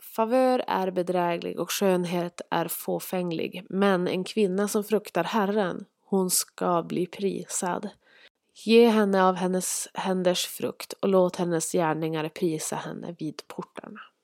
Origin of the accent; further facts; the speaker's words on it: Norrland, Sweden; accent: Norrland dialect; Vi bor tillsammans uppe i Norrland, vilket ni kanske hör på min dialekt